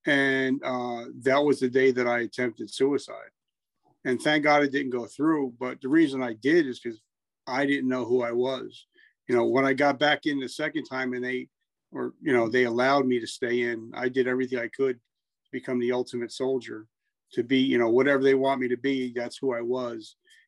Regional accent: New Jersey, United States; Horrible. I grew up in Jersey.

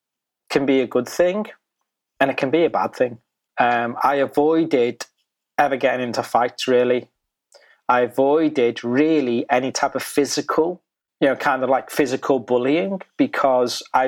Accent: the Wirral, North West England, United Kingdom; We grew up in a very predominantly white British community called the Wirral

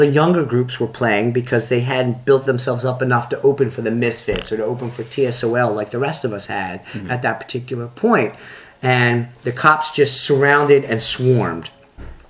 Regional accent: Philadelphia, Pennsylvania, United States; accent: Philadelphia; also born or lived in Plymouth Meeting, Pennsylvania; growing up in Philadelphia

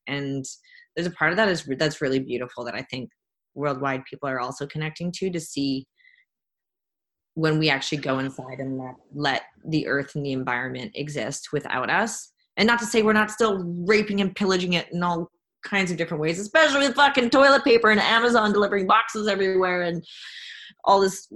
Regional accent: Jasper, Alberta, Canada; I'm from Jasper National Park

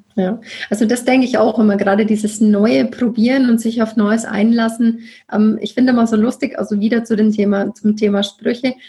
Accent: Nuremberg, Bavaria, Germany; moved away; wohne im wunderschönen Nürnberg wieder in meiner Heimat

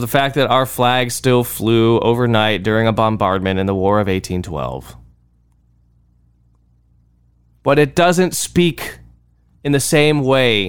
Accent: Texas, United States; I'm from Texas

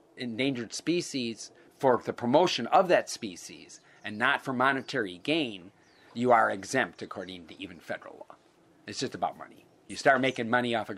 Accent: Milwaukee, Wisconsin, United States; moved away as an adult; also born or lived in Hana, Maui, Hawaii; now in Hawaii, United States; I was born and raised in Milwaukee, Wisconsin. But I say I grew up in Hana, Maui. I got there when I was 19

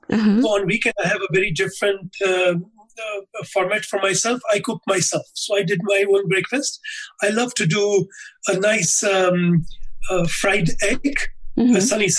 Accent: Islamabad, Islamabad Capital Territory, Pakistan; moved away as an adult; also born or lived in Russia; I'm originally from Pakistan. I was born and brought up. I belong to the capital city of Islamabad, which was named in 2010 as the third most beautiful capital of the world.

